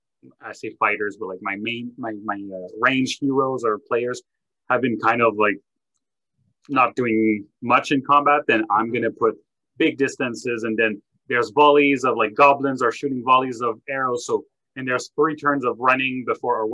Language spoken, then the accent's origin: English; Canada; I'm French Canadian